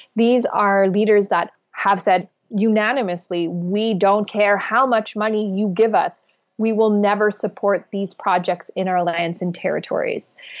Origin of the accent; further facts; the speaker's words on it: Alberta tar sands, Canada; I come from the Alberta tar sands, where we have seen the destruction